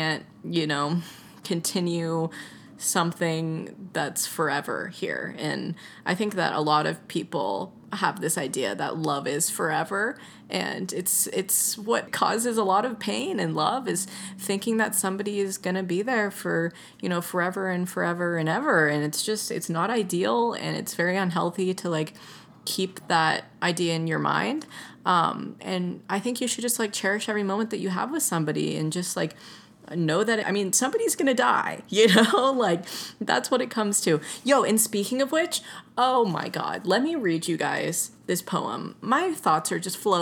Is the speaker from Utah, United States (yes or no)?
no; Atlanta, Georgia, United States; I grew up on hip hop. I'm from Atlanta. Like, I'm used to trap music